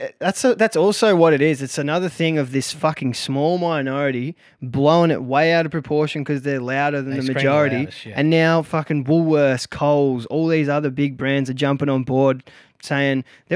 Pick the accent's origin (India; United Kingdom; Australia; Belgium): Australia